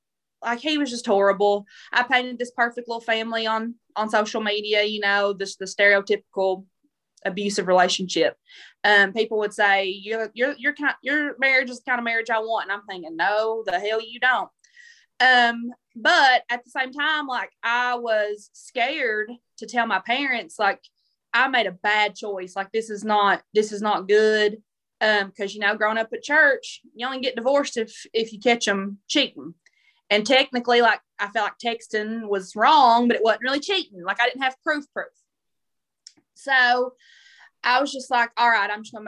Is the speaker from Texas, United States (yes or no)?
no; southeastern Kentucky, United States; I'm from the South